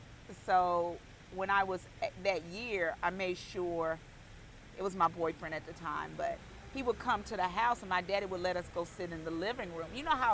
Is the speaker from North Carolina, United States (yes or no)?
yes; Charlotte, North Carolina, United States; Charlotte, North Carolina. So I am a unicorn. There's not too many of us left.